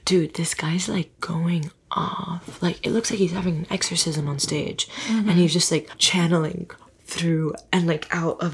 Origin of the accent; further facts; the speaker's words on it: Miami, Florida, United States; I'm from Miami